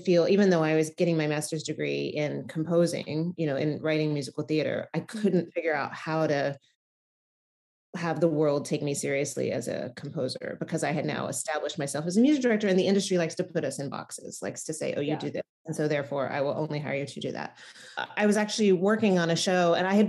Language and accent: English; outside of Memphis, Tennessee, United States; moved away as an adult; also born or lived in Nashville, Tennessee / New York City; I grew up in Tennessee, outside of Memphis, and I went to college in Nashville